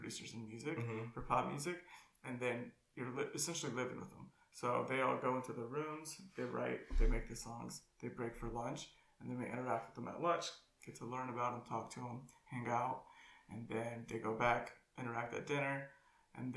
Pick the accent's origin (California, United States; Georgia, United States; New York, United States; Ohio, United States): Ohio, United States; Cincinnati; moved away as an adult; I'm from Ohio, Cincinnati, Ohio, mm-hmm. born and raised